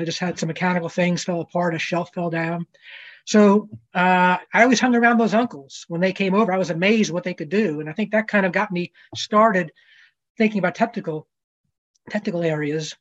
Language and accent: English; New Jersey, United States; I grew up in New Jersey, probably not too far from where Charlie grew up